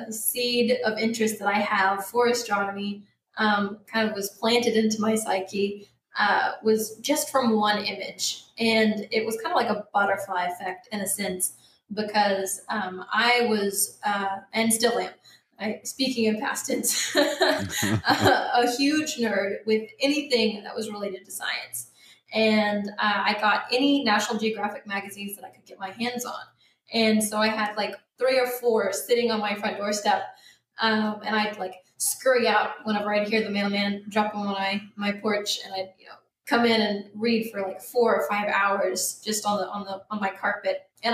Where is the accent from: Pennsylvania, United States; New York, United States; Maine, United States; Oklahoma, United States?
Oklahoma, United States; Bartlesville; I found an astronomy club in my hometown in Bartlesville.